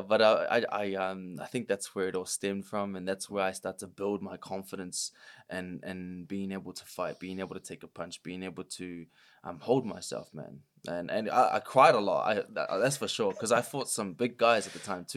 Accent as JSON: {"language": "English", "region": "Auckland", "country": "New Zealand", "tie": "born or raised there", "said": "I grew up in South Auckland"}